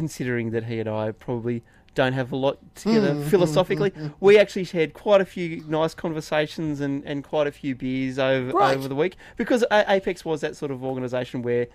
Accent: Inverell, New South Wales, Australia; I grew up in Inverell, town of 10,000

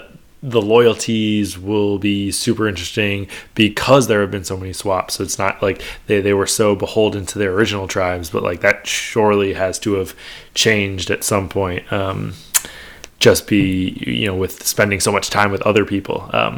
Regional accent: New York, United States; I'm from New York, so I can spot this stuff.

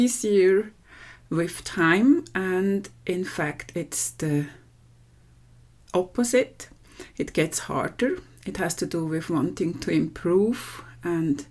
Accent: Switzerland; from Switzerland

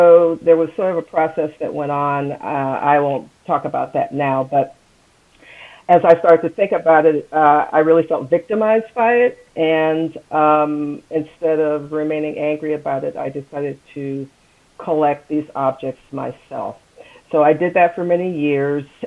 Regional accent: United States; I am African American

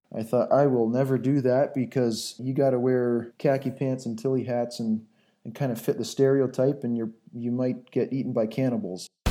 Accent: southern Ontario, Canada; moved away as an adult; now in Angola; I grew up in southern Ontario, Canada, uh, on a little hobby farm

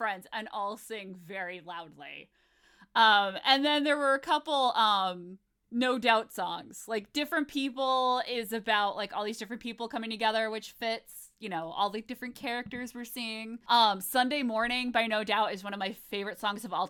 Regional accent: Fairfield County, Connecticut, United States; I'm from Fairfield County. I'm from Connecticut

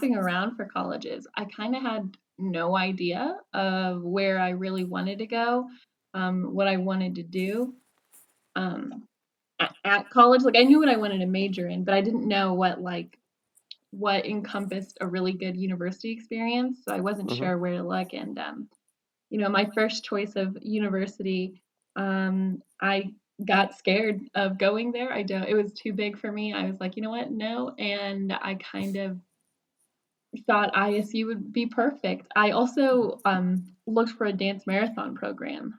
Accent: Northern Indiana, United States; I am an Indiana native. I was born and raised in Northern Indiana

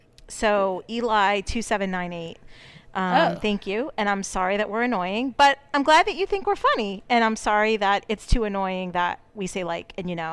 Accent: Fall River, Massachusetts, United States; I could really, really talk, you know, like I'm from Fall River.

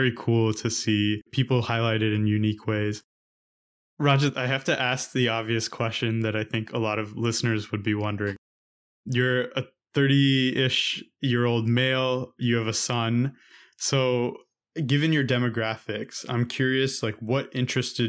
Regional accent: United States; growing up in America

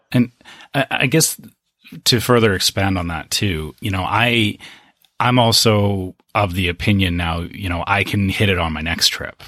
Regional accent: Canada; I come from Canada

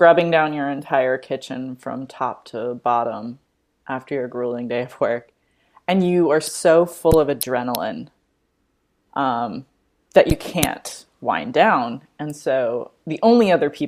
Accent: Colorado, California, United States; moved away as an adult; now in East Coast, United States; I'm from Colorado. But spent most of our lives on the West Coast in California. And we both moved to the East Coast around the same time

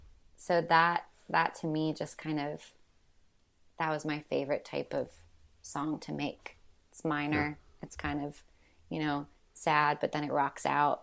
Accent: Washington, United States; now in Nashville, United States; And I grew up mostly in Washington State through the military. We always got stationed back there.

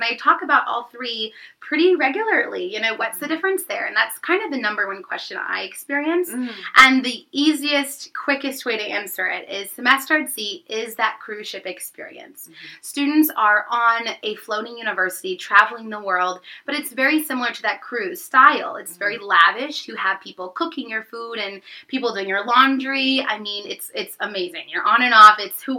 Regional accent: St. Louis, Missouri, United States; moved away; I am from St. Louis, Missouri

